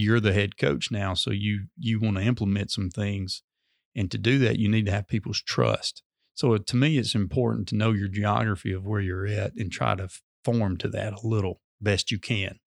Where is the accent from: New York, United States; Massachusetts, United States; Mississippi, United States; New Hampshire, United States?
Mississippi, United States; Amory; I'm originally from Amory, went to high school at Hatley